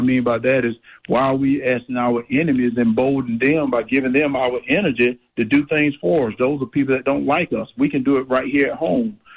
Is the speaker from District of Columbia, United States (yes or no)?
no; Middle Georgia, United States; I grew up in in Middle Georgia. I grew up on a farm